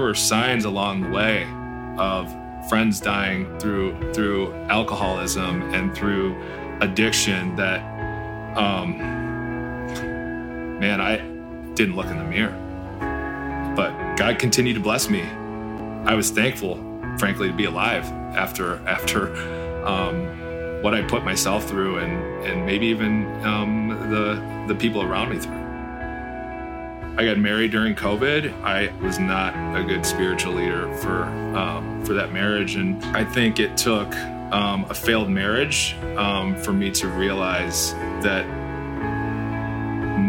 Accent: St. Joseph, Michigan, United States; moved away as an adult; now in Chicago, United States; I am from Southwest Michigan, in a town called St. Joe

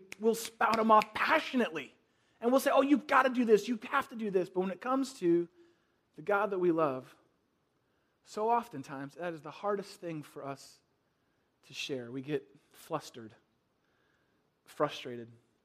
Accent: the Bay Area, California, United States; where I grew up in the Bay Area

